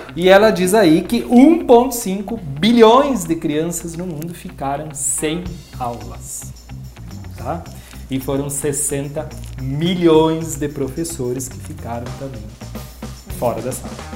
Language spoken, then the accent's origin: Portuguese; Brazil; enquanto brasileiros